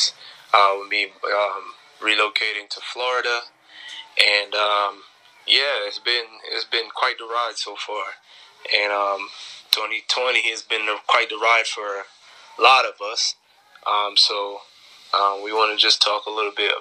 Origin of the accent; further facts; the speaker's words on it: Jamaica; now in Tampa, United States; I'm originally from Jamaica